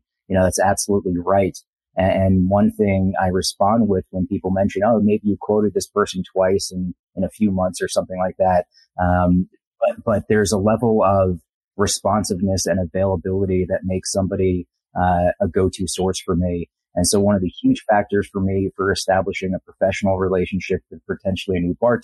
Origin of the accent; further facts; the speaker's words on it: New Jersey, United States; I'm from New Jersey